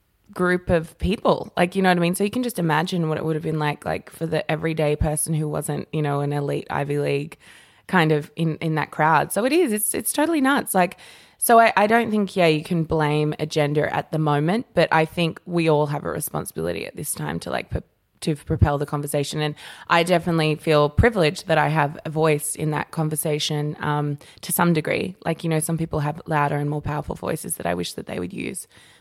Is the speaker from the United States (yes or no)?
no; Papua New Guinea; growing up in New Guinea, like your body isn't a sexual, you know, a crazy sexual thing.